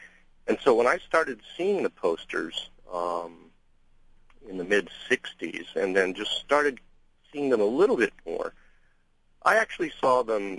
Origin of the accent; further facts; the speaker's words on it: United States; I'm Chinese American, born here, third generation